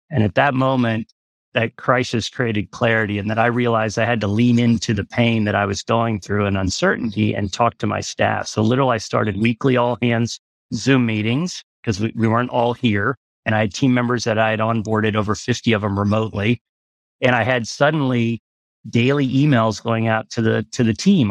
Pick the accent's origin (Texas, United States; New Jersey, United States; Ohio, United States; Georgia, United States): Texas, United States; Galveston; I grew up in Galveston.